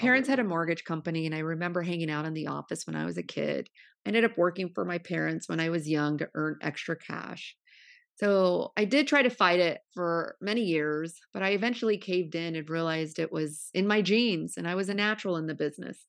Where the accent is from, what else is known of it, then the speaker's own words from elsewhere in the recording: Modesto, California, United States; moved away as an adult; now in Pasadena, United States; I was born and raised in the Central Valley of Modesto, California